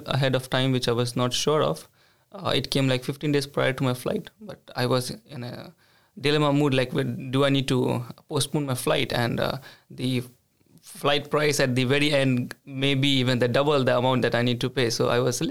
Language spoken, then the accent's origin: English; India; moved away as an adult; now in Sweden; I come from India